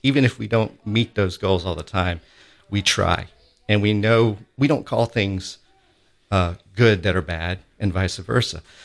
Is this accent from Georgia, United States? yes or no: yes; Augusta, Georgia, United States; in Augusta, where I grew up in Augusta, Georgia